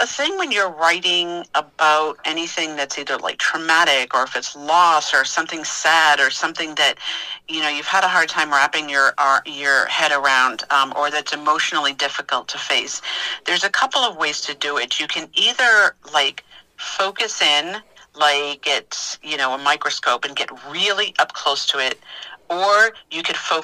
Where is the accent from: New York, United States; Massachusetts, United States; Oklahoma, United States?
Massachusetts, United States; moved away as an adult; also born or lived in Manassas, Virginia; now in Virginia, United States; I'm originally from Massachusetts